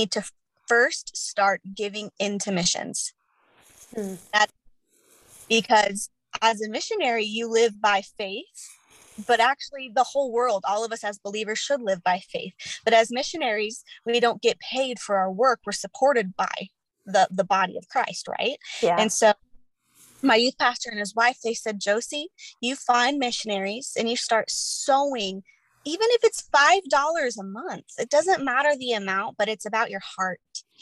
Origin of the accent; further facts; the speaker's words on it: Chandler, Arizona, United States; moved away; I'm initially from Chandler, Arizona